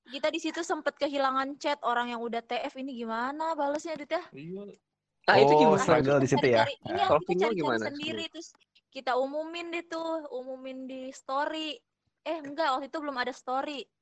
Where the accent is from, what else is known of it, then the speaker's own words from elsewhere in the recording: Manado, North Sulawesi, Indonesia; pemain proliganya alhamdulillahnya satu kampung sama gue orang Manado.